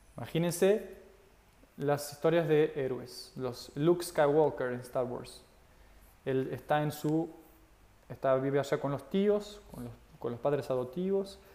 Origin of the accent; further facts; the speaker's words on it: Portugal; now in Argentina; Yo soy de Portugal y vivo en Argentina